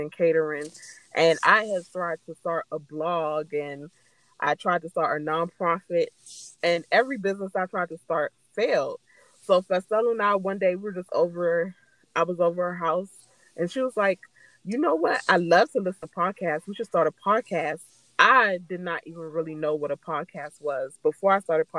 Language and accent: English; United States; I was born here. My older sister were born in Jamaica, and I was the first child to be born here